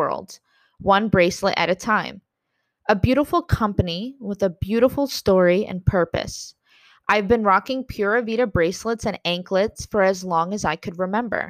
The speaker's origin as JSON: {"language": "English", "region": "South Florida", "country": "United States", "said": "I'm from South Florida"}